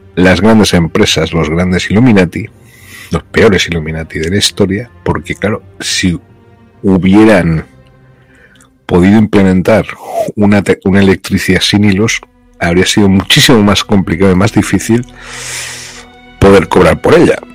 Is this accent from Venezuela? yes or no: no; Spain; moved away as an adult; also born or lived in Brazil; por ser español en América